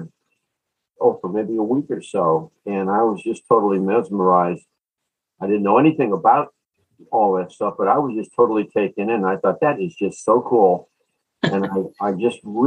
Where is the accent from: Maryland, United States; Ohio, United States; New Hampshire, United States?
Ohio, United States; Cleveland; I am from Cleveland, Ohio